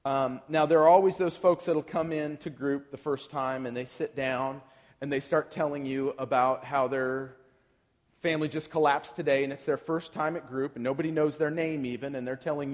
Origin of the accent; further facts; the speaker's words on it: Portland, Oregon, United States; So I'm from Portland, Oregon.